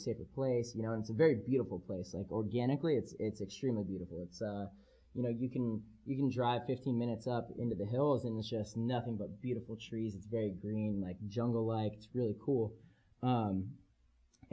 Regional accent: San Diego, California, United States; I'm a kid from San Diego

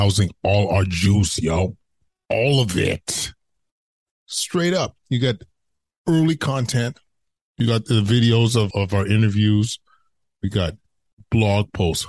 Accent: Edmonton, Alberta, Canada; moved away as an adult; I'm born and raised in Edmonton and came here approaching 20 years.

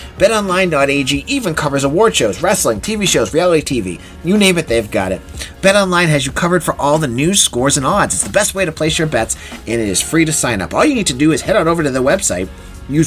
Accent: Boston, Massachusetts, United States; accent: Boston; And I'm a New England guy. You know, I don't know if you can tell. I've worked my accent down from Boston, but sometimes it comes out more than others.

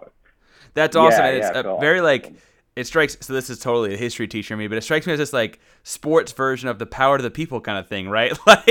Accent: Austin, Texas, United States; also born or lived in Houston, Texas; I was born in Houston, and then we moved to Austin, kind of like, you know, a college town, like University of Texas

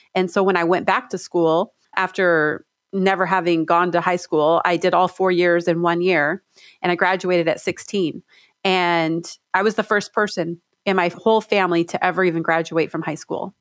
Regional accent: Stockton, California, United States; now in Washington, United States; I grew up in Stockton, California in the, in the projects

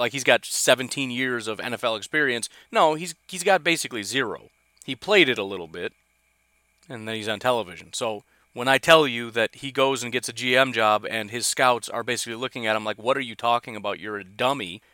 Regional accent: Illinois, United States; moved away as an adult; I grew up in Illinois

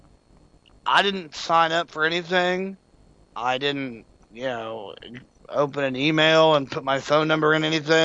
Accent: Claremore, Oklahoma, United States; In my hometown, Claremore, where I live, Rogers County

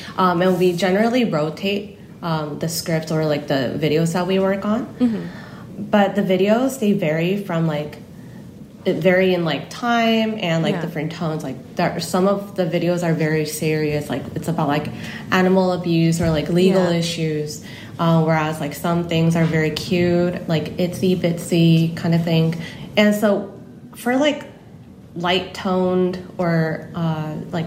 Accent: California, United States; accent: Cali style of English; moved away as an adult; now in South Korea; my family immigrated to California when I was like 10. So growing up in Cali, I kind of like have Cali style of English, I guess

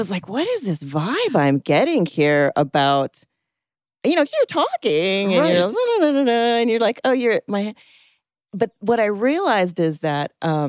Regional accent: Oahu, Hawaii, United States; now in Los Angeles, United States; I grew up in Oahu, which is the island with Waikiki and Honolulu and all of the traffic that's on Oahu.

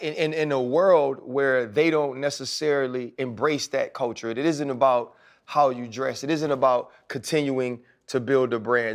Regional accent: New Orleans, Louisiana, United States; I grew up in New Orleans

